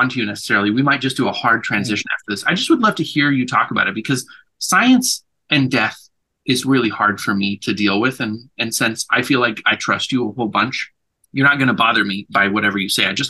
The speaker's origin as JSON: {"language": "English", "country": "United States", "said": "I am very American"}